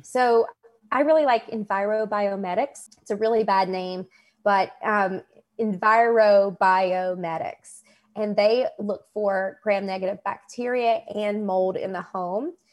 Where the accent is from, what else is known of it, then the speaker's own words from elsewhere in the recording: West Virginia, United States; moved away; also born or lived in Kentucky; I was born in West Virginia, um, and Kentucky is my adult life.